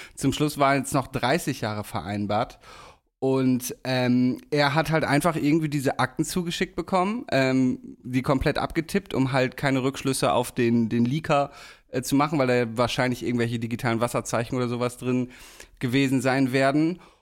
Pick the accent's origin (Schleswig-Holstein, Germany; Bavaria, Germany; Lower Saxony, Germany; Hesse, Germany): Lower Saxony, Germany; Damme; moved away; wenn ich wieder in der Heimat bin